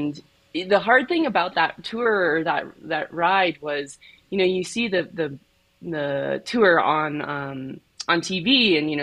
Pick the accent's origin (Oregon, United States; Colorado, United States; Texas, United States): Colorado, United States; I grew up in Colorado, so I skied growing up